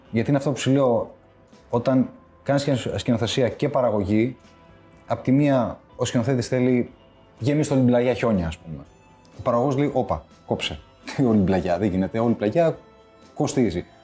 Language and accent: Greek; Greece; also born or lived in Switzerland; Να σου πει δεν ήταν δύσκολο, γιατί εγώ έφυγα από την Ελβετία δύο χρονών.